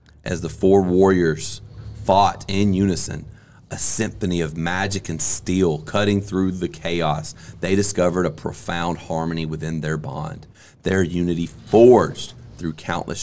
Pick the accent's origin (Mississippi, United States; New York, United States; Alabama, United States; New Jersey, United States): Mississippi, United States; I'm from Mississippi. I went to school in Mississippi